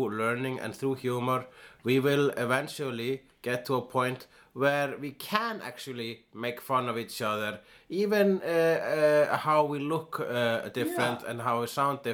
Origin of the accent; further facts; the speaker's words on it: Iceland; I am an Icelandic person